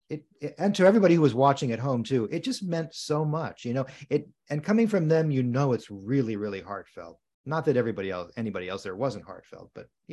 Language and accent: English; Southern US, United States; now in California, United States; And from where I came from, the Deep South, you know, that … weren't